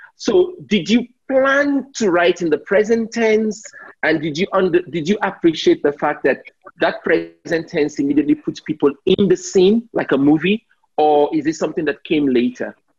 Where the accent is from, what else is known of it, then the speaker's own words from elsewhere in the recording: Nigeria; I'm Nigerian